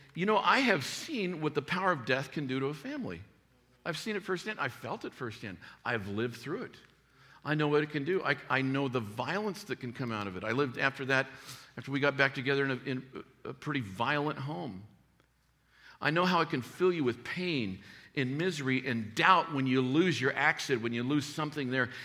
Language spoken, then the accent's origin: English; Tucson, Arizona, United States; I grew up in Tucson, Arizona